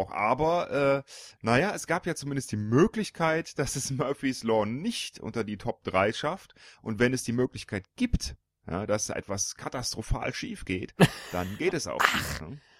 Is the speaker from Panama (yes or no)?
yes; Panama; born there; Ich bin geboren in der Kanalzone.